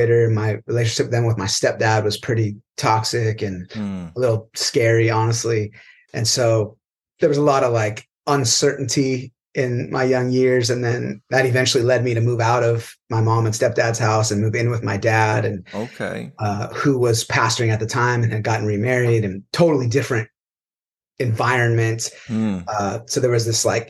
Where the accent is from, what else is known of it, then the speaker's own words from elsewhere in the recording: California, United States; from California.